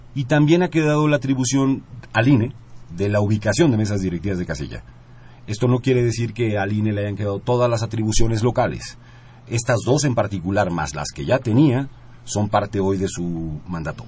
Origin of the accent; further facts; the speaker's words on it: Puebla, Mexico; soy poblano